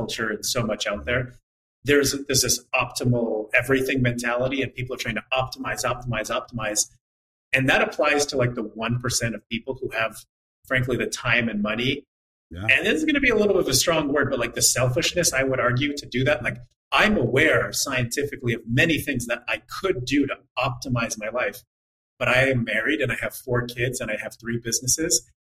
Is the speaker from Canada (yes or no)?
yes; Montreal, Quebec, Canada; I'm from Montreal.